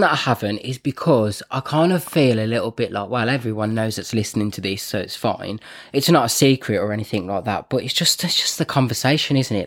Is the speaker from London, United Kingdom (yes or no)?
no; Birmingham, West Midlands, United Kingdom; also born or lived in Wolverhampton; I'm from Birmingham, so I say things like Grant and Bath and Path